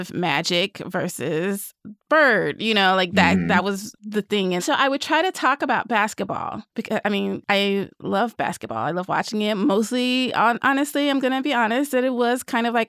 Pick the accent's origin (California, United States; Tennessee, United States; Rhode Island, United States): Tennessee, United States; Nashville; I grew up in Nashville